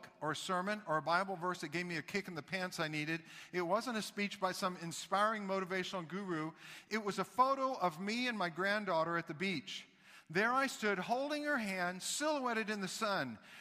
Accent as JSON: {"language": "English", "region": "the South", "country": "United States", "moved": "yes", "said": "I'm from the South"}